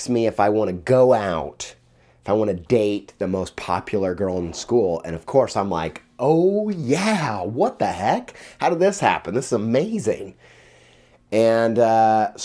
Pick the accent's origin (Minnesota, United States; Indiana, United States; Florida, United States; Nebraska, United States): Indiana, United States; also born or lived in Jamestown, New York; When I was in sixth grade, we moved to Western New York from Indiana